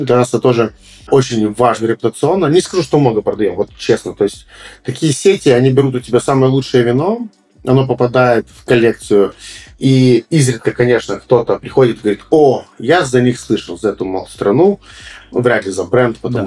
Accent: Moldova; я, допустим, как молдаванин, э, с самым большим трудом веду дела в Молдавии

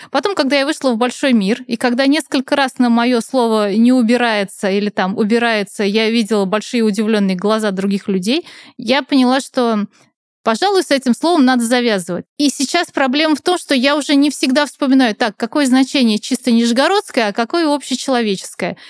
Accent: Nizhny Novgorod, Nizhny Novgorod Oblast, Russia; я сама из Нижнего Новгорода

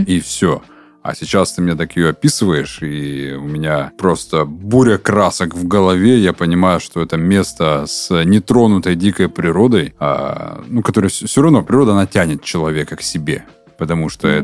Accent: Urals, Russia; now in Krasnodar, Russia; я рос на Урале

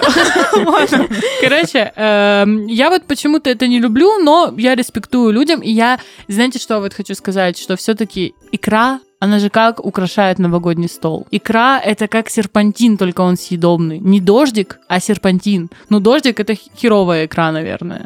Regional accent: Novorossiysk, Krasnodar Krai, Russia; я из Новороссийска

